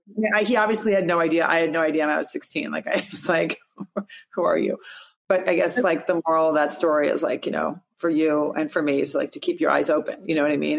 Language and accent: English; Rockford, Illinois, United States; I'm from Rockford, Illinois, which is actually 90 miles northwest of Chicago